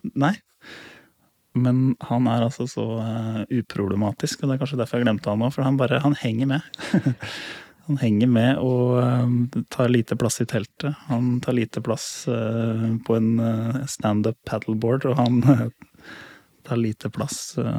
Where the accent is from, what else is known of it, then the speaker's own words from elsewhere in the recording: Lier, Buskerud, Norway; Jeg har vokst opp eh, på et småbruk da, i Lier